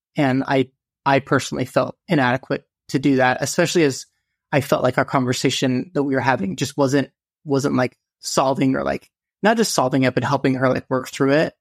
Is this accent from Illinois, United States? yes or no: no; Utah, United States; moved away as an adult; now in South Carolina, United States; I am from Utah. I love outdoors. I spent a lot of my childhood and growing up just outdoors